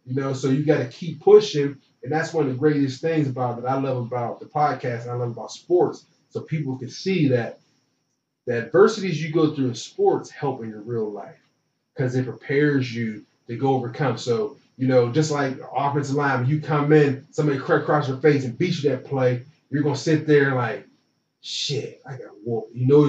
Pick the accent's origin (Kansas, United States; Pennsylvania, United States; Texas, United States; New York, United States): Pennsylvania, United States; Pittsburgh; getting back to the market in Pittsburgh, getting that market as well, because that's my hometown.